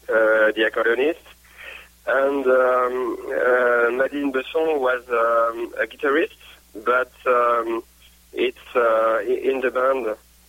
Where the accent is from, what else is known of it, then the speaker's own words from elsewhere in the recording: France; English is a second language; also born or lived in Clermont-Ferrand, France; we are a French folk band based in Clermont-Ferrand, a city lost in the middle of France